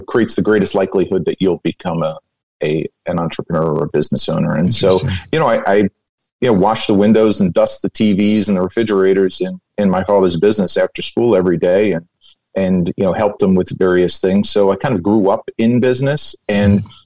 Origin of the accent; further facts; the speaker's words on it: Bayonne, New Jersey, United States; my father had a, a, a, small appliance and hardware business in my hometown of Bayonne, New Jersey.